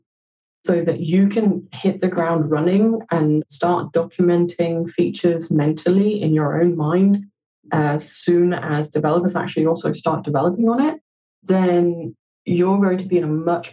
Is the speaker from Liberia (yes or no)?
no; Denmark; English is a second language; also born or lived in Copenhagen, Denmark / United Kingdom; I'm Copenhagen-based in Denmark. I was born and raised in Denmark. I'm from a bilingual home because my mum was Danish and my dad is Romanian